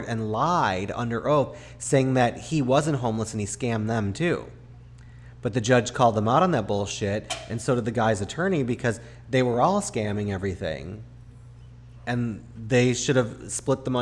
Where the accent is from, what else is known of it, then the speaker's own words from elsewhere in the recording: Chicago, Illinois, United States; I was raised in Chicago